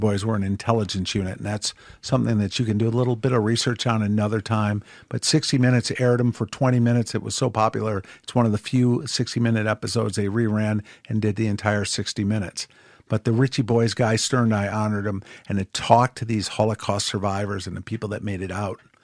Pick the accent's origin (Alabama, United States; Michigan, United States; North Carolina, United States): Michigan, United States; Ann Arbor; moved away as an adult; also born or lived in Colombia; I was born and raised in Ann Arbor, Michigan